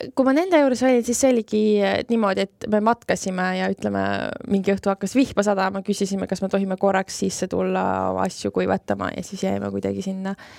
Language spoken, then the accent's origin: Estonian; Estonia; mina ütlesin Eestist